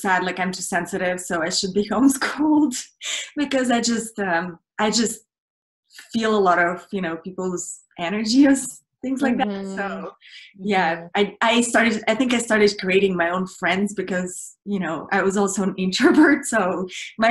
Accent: Russia; English is a second language; now in United States; I grew up in Russia, and I finished now in Hollywood

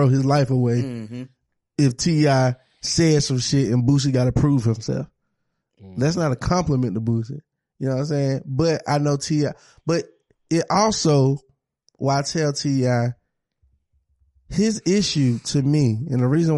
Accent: the South, United States; I'm from the South

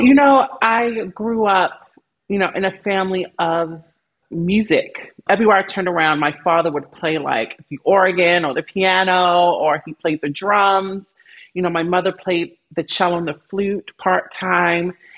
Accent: Baltimore, Maryland, United States; moved away as an adult; also born or lived in California; I grew up in Baltimore

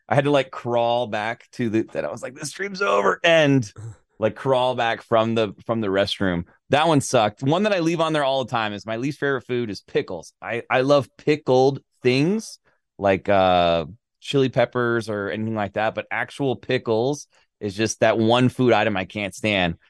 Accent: Florida, United States; moved away; I'm from Florida originally

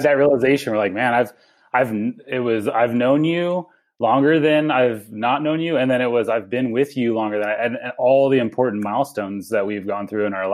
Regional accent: Avalon, California, United States; now in Boise, United States; I grew up in Southern California on Catalina Island

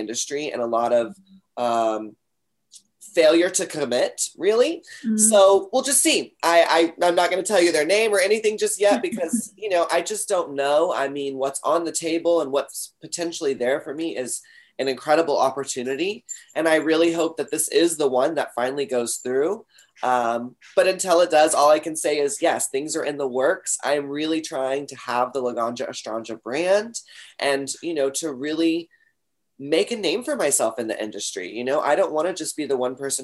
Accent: Texas, United States; I'm from Texas

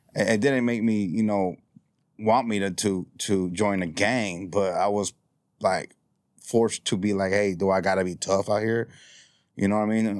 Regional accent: Houston, Texas, United States; also born or lived in Cameron County, Texas; I grew up in this neighborhood

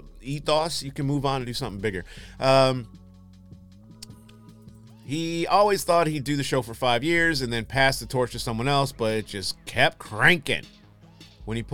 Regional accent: Michigan, United States; also born or lived in New York; I'm from Michigan. Well, I was born in New York, but I grew up in Michigan, so I'm from Michigan.

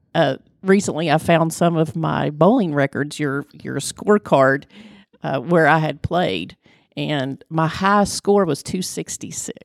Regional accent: Flatwoods, Kentucky, United States; I am from Flatwoods, which is part of Greenock County.

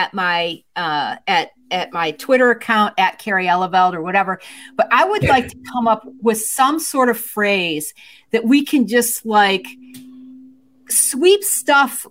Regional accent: Michigan, United States; moved away; I don't live there now, but that's my home stomping grounds.

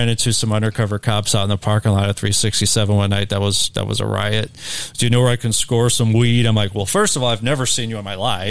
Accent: Ferguson, Missouri, United States; I'm from Ferguson.

